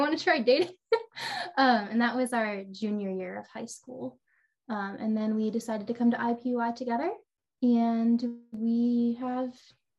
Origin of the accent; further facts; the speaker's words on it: Ohio, United States; moved away; I was from Ohio